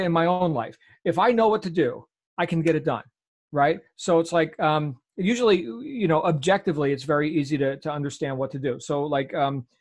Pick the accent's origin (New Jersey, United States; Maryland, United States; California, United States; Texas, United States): New Jersey, United States; Jersey Shore; accent: New Jersey accent; moved away; I grew up on the Jersey Shore in New Jersey